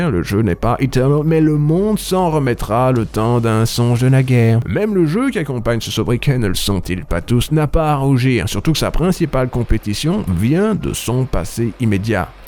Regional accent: Brussels, Brussels-Capital Region, Belgium; je viens de Bruxelles.

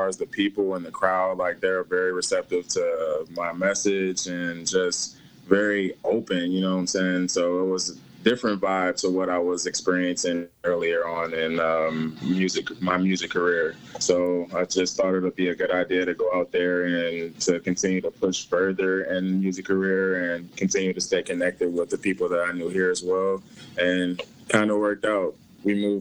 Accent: Cleveland, Ohio, United States; moved away as an adult; also born or lived in Los Angeles; I'm originally from Cleveland, but I moved to L.A. for a few years

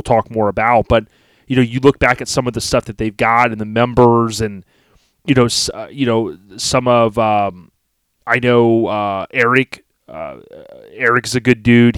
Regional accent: Florida, United States; I was born and raised in Florida

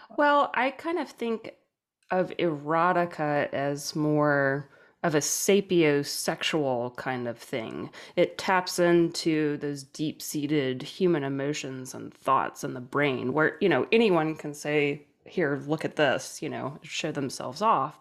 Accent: New Orleans, Louisiana, United States; I'm from New Orleans

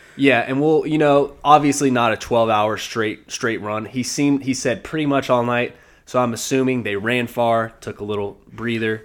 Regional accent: the South, United States; I am born and raised in the South

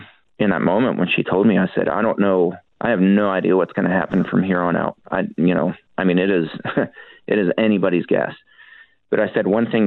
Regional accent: Shanksville, Pennsylvania, United States; moved away as an adult; also born or lived in Arkansas; I was born and raised in Pennsylvania. I grew up in Shanksville.

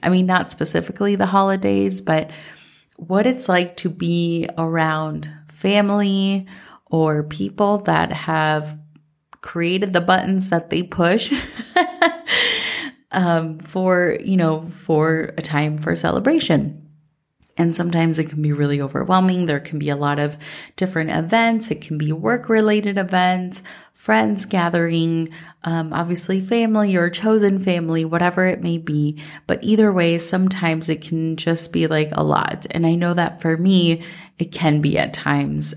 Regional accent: Minnesota, United States; growing up in Minnesota

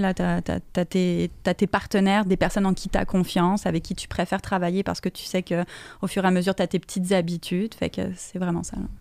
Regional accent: France; now in Canada; je viens de France.

